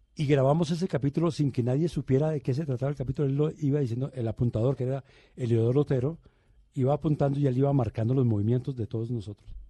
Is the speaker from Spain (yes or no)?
no; Medellín, Antioquia, Colombia; also born or lived in Bogotá; yo hice la primaria en Bogotá. Mi primaria fue en Bogotá, pero mi bachillerato fue en Medellín.